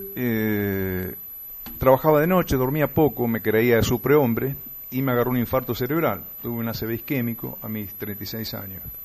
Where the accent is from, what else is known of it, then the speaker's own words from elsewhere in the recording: Morón, Buenos Aires Province, Argentina; moved away as an adult; also born or lived in Alberti, Buenos Aires; now in San Luis, Argentina; nací en 1960, en Alberti, provincia de Buenos Aires, luego me desarrollé, crié, este, me eduqué, me casé, tuve mi familia en Morón.